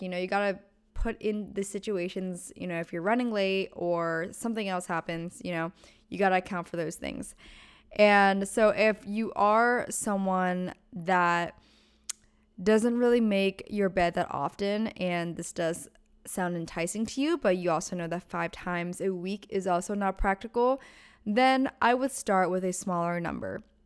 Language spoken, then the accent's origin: English; Pennsylvania, United States; now in Southern California, United States; I'm originally from Pennsylvania. And growing up, the closest Starbucks was about 20 minutes away